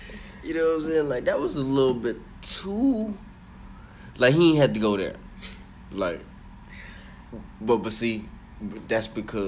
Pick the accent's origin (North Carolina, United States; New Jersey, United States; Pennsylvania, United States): North Carolina, United States; He don't know what I'm from North Carolina, man.